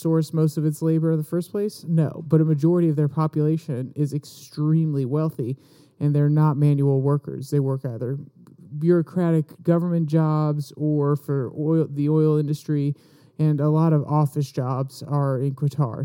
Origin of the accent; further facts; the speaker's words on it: United States; As an American